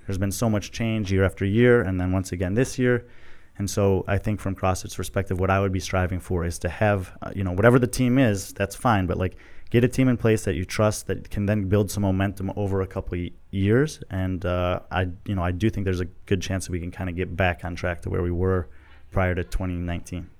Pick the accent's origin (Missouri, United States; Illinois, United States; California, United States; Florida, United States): Illinois, United States; Chicago suburbs; moved away as an adult; also born or lived in Texas / Dominican Republic; grew up in Chicago suburbs